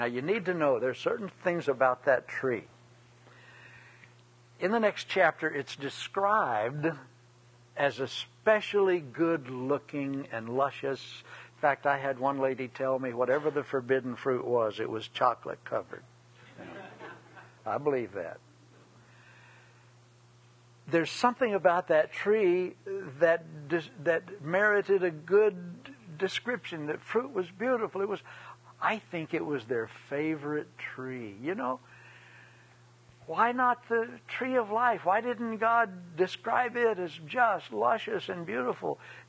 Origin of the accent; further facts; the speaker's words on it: Scotland, United Kingdom; I'm Scot, and we're both a lot of Irish background